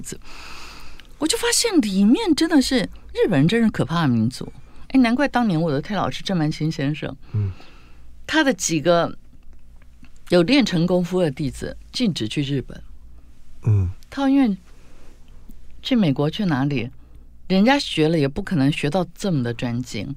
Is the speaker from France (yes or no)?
no; Tainan, Taiwan; 因为我们是台南人嘛